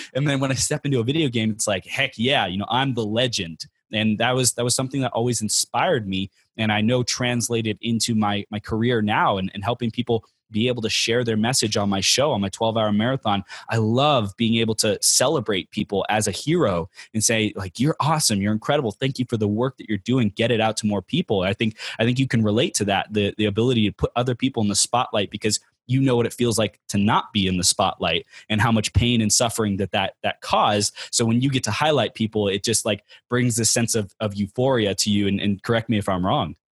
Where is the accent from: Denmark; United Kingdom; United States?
United States; Inland Empire, California; now in San Diego, United States; I grew up in the Inland Empire. It's, uh, Chino, Pomona, Ontario area, Riverside kinda area